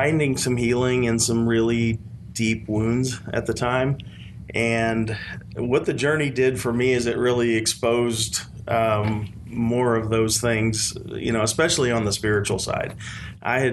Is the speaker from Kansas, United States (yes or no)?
yes; South Central Kansas, United States; So I grew up in South Central Kansas, and kind of a rural community